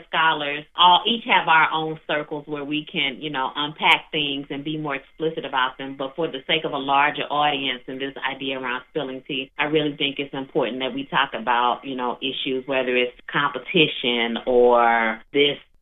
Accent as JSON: {"language": "English", "town": "East St. Louis", "region": "Illinois", "country": "United States", "tie": "born or raised there", "moved": "yes", "lives_now": "Indianapolis, United States", "said": "I've been here a long time, but you know, East St. Louis is my hometown"}